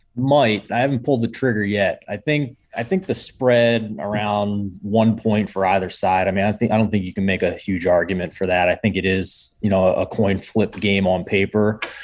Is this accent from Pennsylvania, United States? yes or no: yes; Philadelphia, Pennsylvania, United States; also born or lived in Syracuse; I am from Philadelphia, but I also went to Syracuse